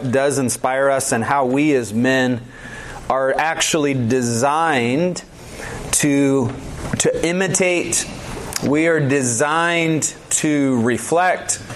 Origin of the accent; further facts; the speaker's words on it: Georgia, United States; moved away; I'm from Georgia originally